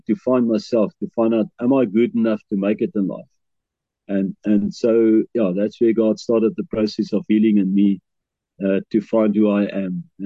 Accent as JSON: {"language": "English", "town": "Bloemfontein", "region": "Free State", "country": "South Africa", "tie": "born or raised there", "also_born_or_lived": "KwaZulu-Natal", "moved": "as an adult", "said": "I grew up in Bloemfontein all my life"}